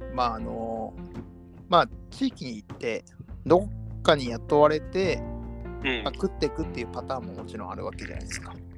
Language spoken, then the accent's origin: Japanese; Kobe, Hyogo, Japan; 僕が生まれ育った町